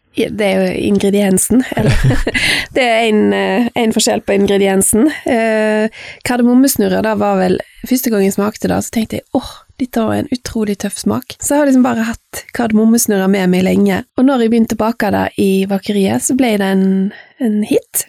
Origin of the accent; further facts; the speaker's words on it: Fitjar, Vestland, Norway; jeg vokste opp på Fitcha Jeg er født i 1971